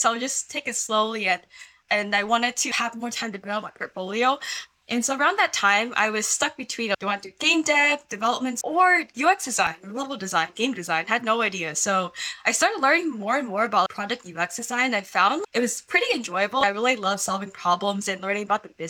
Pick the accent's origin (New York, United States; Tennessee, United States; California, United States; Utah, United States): California, United States; Silicon Valley; born and raised in Silicon Valley